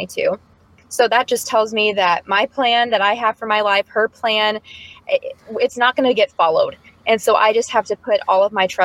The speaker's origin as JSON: {"language": "English", "region": "Indiana", "country": "United States", "said": "I'm from Pittsburgh, Indiana"}